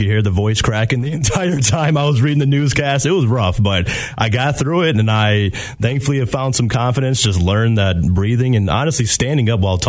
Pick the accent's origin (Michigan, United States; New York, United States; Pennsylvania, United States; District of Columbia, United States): Michigan, United States; Grand Rapids; Born and raised in Grand Rapids.